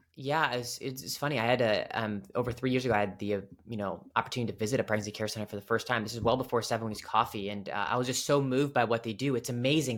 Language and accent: English; Cleveland, Ohio, United States; moved away as an adult; now in Washington, D.C. area, United States; I'm from, uh, Cleveland, Ohio originally. So, big, uh, Cleveland sports fan. Went to, uh, high school, went to Cleveland State for college